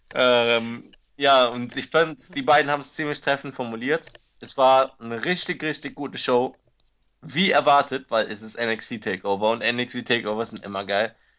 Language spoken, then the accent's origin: German; Cologne, North Rhine-Westphalia, Germany; moved away; nach Hause, nach Köln